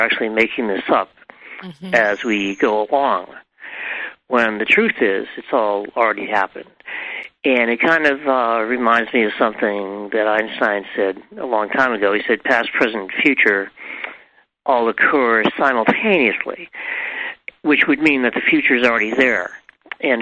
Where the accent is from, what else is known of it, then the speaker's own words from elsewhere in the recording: New England, United States; I grew up in New England